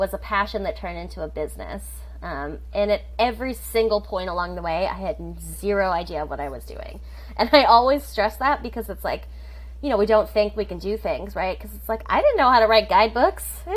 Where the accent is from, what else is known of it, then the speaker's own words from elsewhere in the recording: Hawaii, United States; moved away as an adult; also born or lived in New Zealand; I grew up in Hawaii